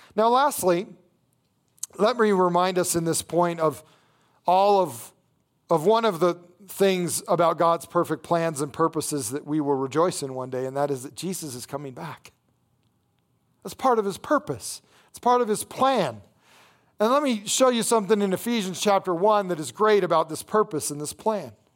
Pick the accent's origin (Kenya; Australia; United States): United States; Las Vegas, Nevada; I grew up in Las Vegas